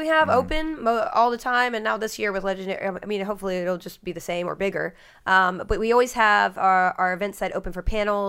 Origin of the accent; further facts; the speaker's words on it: Austin, Texas, United States; Austin's it's my hometown.